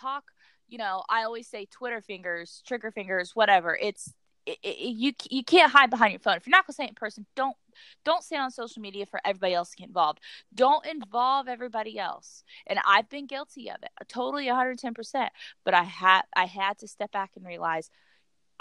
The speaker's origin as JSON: {"language": "English", "town": "Jamestown", "country": "United States", "tie": "born or raised there", "moved": "as an adult", "lives_now": "Fort Campbell, United States", "said": "I told myself when I left Jamestown, I was starting a new life"}